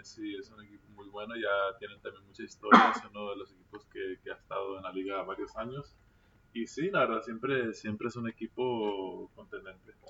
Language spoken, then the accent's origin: Spanish; Mexico; moved away; also born or lived in United States; todos somos nacidos aquí en México y empezamos nuestras carreras, nuestras carreras de, básquet aquí, aquí en México